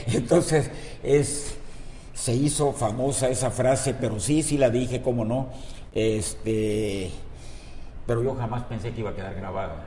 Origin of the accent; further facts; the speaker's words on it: Villahermosa, Tabasco, Mexico; Nosotros nacimos en la calle Juárez, en el centro de Villahermosa, donde tuve mi laboratorio por añísimos